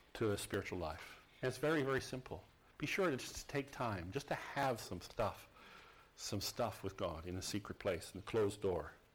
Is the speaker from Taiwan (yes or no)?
no; Saskatoon, Saskatchewan, Canada; Saskatoon, where I, my hometown, our home city